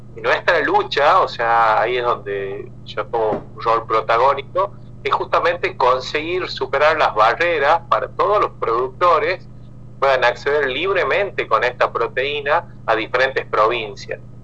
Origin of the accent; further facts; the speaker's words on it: San Miguel de Tucumán, Tucumán, Argentina; also born or lived in Jujuy; yo nací acá en Tucumán